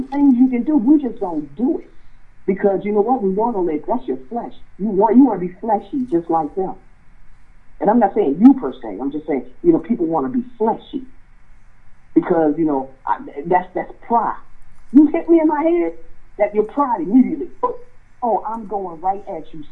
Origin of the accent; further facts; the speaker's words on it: Southern Maryland, United States; I grew up in Southern Maryland